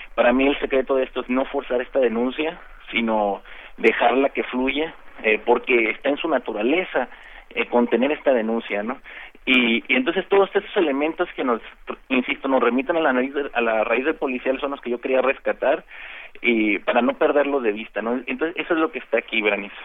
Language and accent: Spanish; Mazatlán, Sinaloa, Mexico; moved away as an adult; now in Tijuana, Mexico; antes de venirme a vivir a Tijuana, yo, yo viví toda mi infancia y juventud en Mazatlán